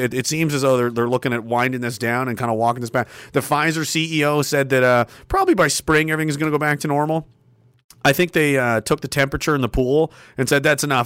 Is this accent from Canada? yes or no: yes; Canada; being a citizen of this country